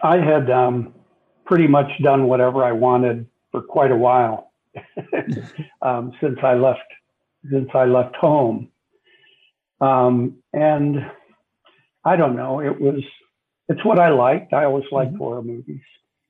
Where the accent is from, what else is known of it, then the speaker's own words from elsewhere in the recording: Panama; and I lived in, I was brought up in Latin America, so I was living in Panama at that time, And we didn't have television. This is the 50s.